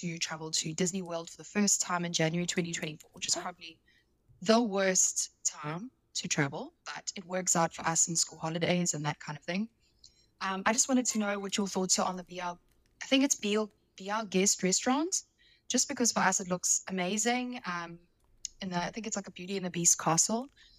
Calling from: South Africa; Hey there. … I'm from South Africa.

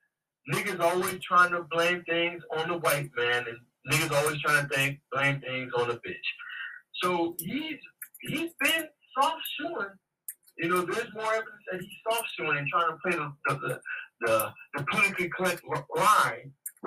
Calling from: Waldorf, Maryland, United States; calling from Waldorf, Maryland.

